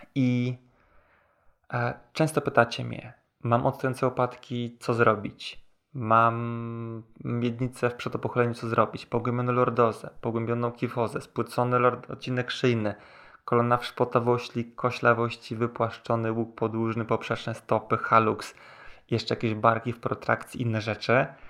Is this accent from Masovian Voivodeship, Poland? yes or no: yes; Warsaw, Masovian Voivodeship, Poland; pochodzę z Warszawy